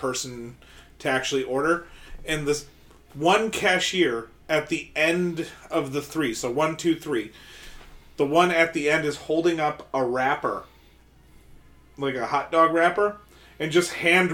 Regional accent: Milwaukee, Wisconsin, United States

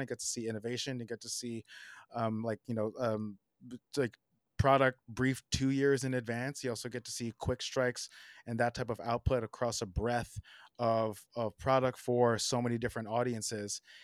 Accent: South Orange, New Jersey, United States; moved away as an adult; now in Brooklyn, United States; I grew up in New Jersey, uh, in South Orange

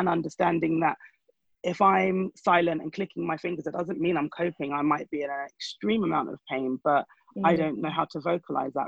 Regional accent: Nigeria; I am a Nigerian.

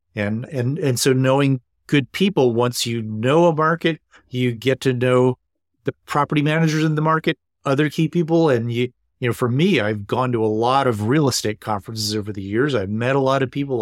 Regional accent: East Coast, United States; now in Seattle, United States; I'm originally from the East Coast

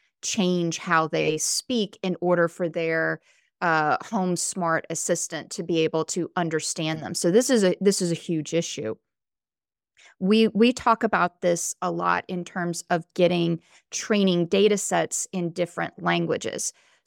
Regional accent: the South, United States; accent: Southern; moved away; I'm originally from the South. When I first moved to California, I had a really thick Southern accent. My grammar was not the same as other people in California.

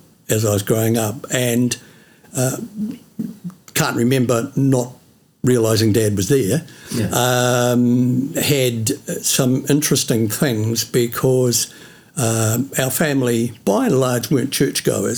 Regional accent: Auckland, New Zealand; moved away as an adult; now in Oamaru, New Zealand; born and bred in Auckland

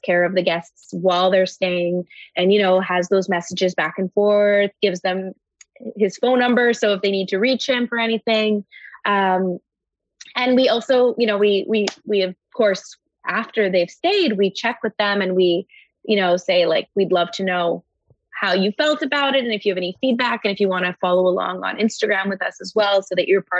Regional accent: Montreal, Quebec, Canada; I grew up in Montreal

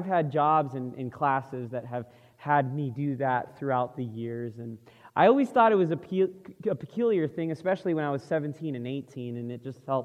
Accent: Florida, United States; moved away; we're originally from Florida, so that's the East Coast

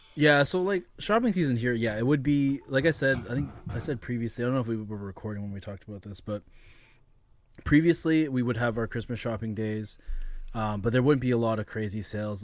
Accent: Canada; as Canadian consumers

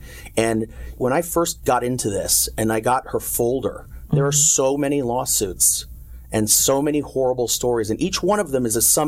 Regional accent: New York City, New York, United States; moved away as an adult; now in Costa Mesa, United States; I am a New York City boy. I grew up in Manhattan. My parents, my grandparents, my great-grandparents are all from New York City.

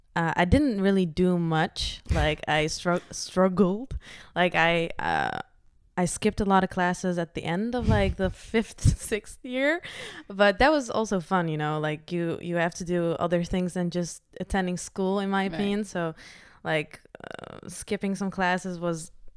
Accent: The Hague, South Holland, Netherlands; also born or lived in Doetinchem; The Hague. Or like... Doetinchem.

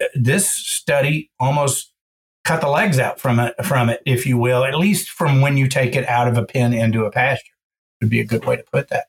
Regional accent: Georgetown, Texas, United States; I grew up in Georgetown, Texas, just about 30 miles north of Austin, dead center of the state, hill country.

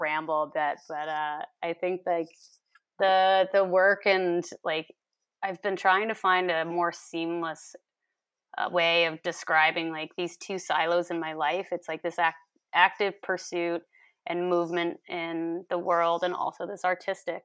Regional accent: New York, United States; moved away as an adult; now in British Columbia, Canada; I'm from New York State originally, and I, I moved out to B C in twenty thirteen

